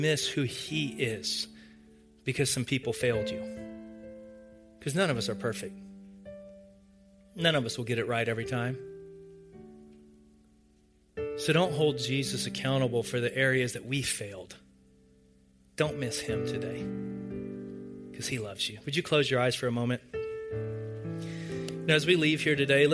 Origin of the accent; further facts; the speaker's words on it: the South, United States; growing up in the South in a church